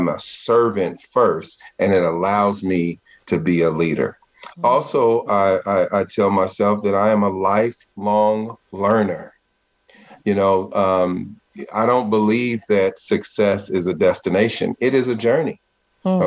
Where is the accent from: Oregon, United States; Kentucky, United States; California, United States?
California, United States; Richmond; I came from Richmond, California, It's in an impoverished, underserved area in the Bay Area